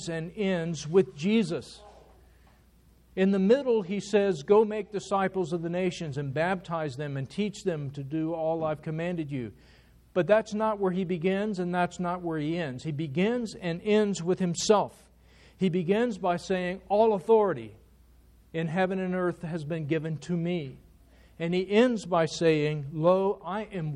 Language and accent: English; United States; As Americans